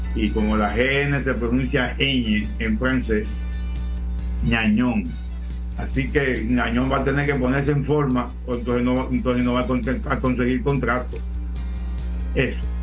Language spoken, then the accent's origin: Spanish; La Vega, Dominican Republic; yo nací en La Vega, y con pueblano mío